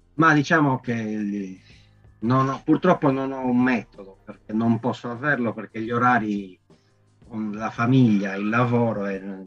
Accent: Sassari, Sardinia, Italy; descrivere la mia città, la mia terra

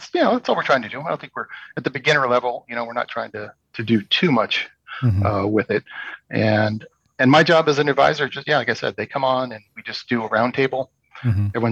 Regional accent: San Francisco Bay Area, California, United States; moved away as an adult; also born or lived in Chico, California; now in Sacramento, United States; I grew up in San Francisco Bay Area.

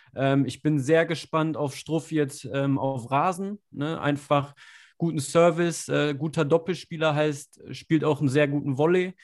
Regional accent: Germany; als Deutscher

